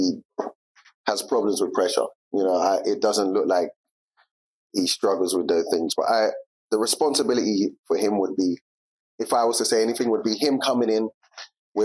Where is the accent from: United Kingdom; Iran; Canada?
United Kingdom; England; moved away as an adult; growing up in England in my time